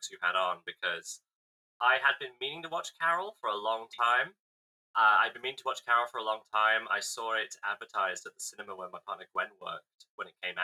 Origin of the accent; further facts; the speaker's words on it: United Kingdom; I'm British